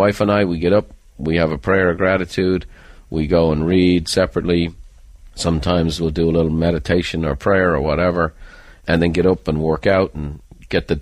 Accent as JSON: {"language": "English", "country": "Ireland", "said": "I'm an Irishman"}